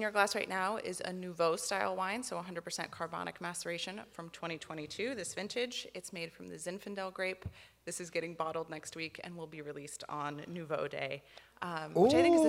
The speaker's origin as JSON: {"language": "English", "town": "Seattle", "region": "Washington", "country": "United States", "tie": "born or raised there", "said": "I grew up in Seattle, Washington."}